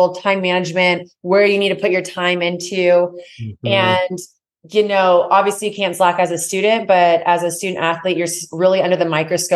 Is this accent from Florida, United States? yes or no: no; Santa Maria, California, United States; born or raised there; moved away as an adult; now in Texas, United States